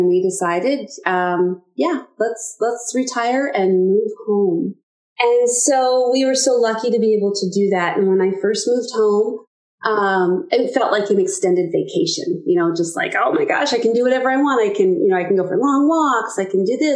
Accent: Stillwater, United States; moved away as an adult; also born or lived in Omaha, Nebraska; I was born and raised in Stillwater, and 33 years ago, moved to Omaha, Nebraska with my then husband

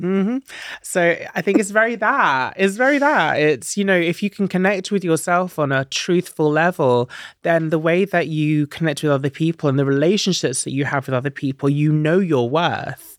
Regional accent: Stansted Mountfitchet, East of England, United Kingdom; Yeah, I grew up in Essex in a little town called Sandstone Mount Fitchett

